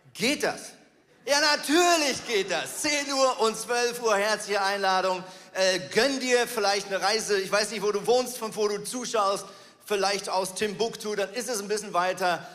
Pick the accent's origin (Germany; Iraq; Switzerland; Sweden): Switzerland; Ich bin ein Schweizer